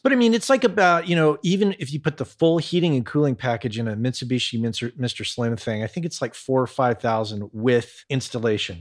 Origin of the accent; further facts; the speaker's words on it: New Mexico, United States; growing up in New Mexico